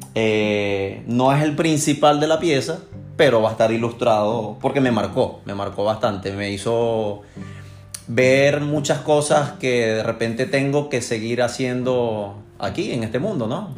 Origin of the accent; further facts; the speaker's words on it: Maracaibo, Zulia, Venezuela; moved away as an adult; now in Houston, United States; soy de Maracaibo, Estado Zulia, de Venezuela. Eh, vivo en Houston, Llegué a la ciudad de Houston en julio 2017.